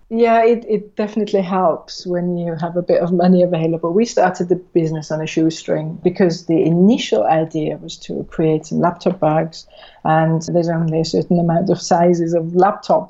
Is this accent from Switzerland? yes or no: yes; Switzerland; now in United Kingdom; I'm from Switzerland originally